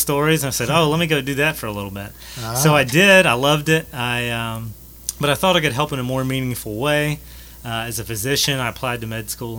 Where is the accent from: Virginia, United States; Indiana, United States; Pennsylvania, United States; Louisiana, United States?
Louisiana, United States; Alexandria; I'm from Alexandria. Went to Menard High School and met my wife at LSU.